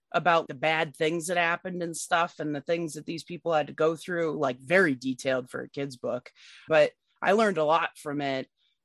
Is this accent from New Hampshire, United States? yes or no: yes; New Hampshire, United States; I grew up in New Hampshire, and I went to school in the late 80s, early 90s, and into 2000, early 2000s.